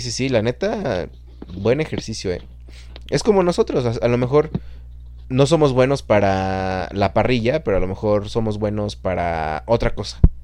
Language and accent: Spanish; Chalco, State of Mexico, Mexico; now in Guadalajara, Mexico; de donde nosotros somos, de Fernando y yo, de Chalco, en el Estado de México